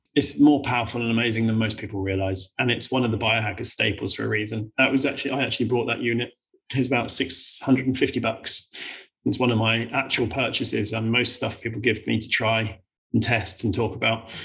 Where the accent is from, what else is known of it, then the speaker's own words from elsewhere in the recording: United Kingdom; we're British